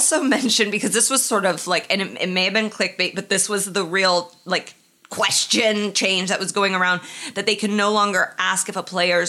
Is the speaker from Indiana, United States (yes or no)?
yes; Indianapolis, Indiana, United States; This week is the NFL Combine in my hometown of Indianapolis.